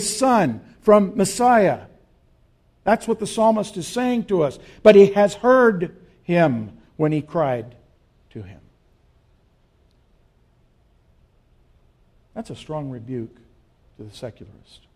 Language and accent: English; Las Cruces, New Mexico, United States; moved away as an adult; I grew up in Las Cruces